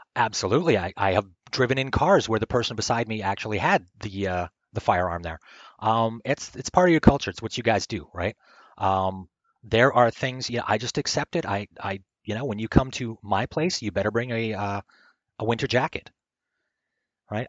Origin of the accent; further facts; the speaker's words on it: Canada; I'm like a broken Canadian